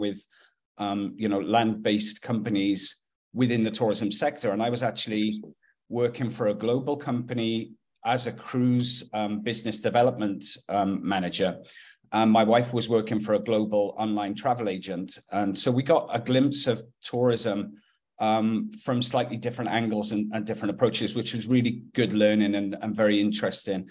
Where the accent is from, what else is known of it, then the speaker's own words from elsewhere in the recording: Wales, United Kingdom; moved away as an adult; also born or lived in Haiti; now in Kelowna, Canada; I'm from Wales.